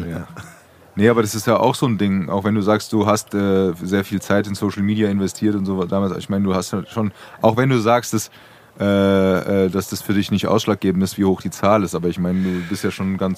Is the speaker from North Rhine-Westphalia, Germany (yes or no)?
no; Frankfurt, Hesse, Germany; als Frankfurter